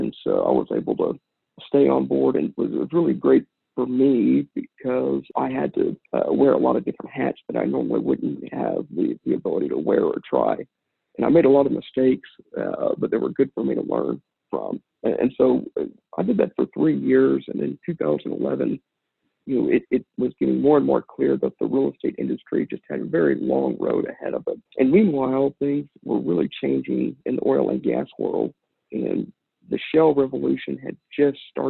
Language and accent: English; Midland, Texas, United States; I grew up here in Midland, Texas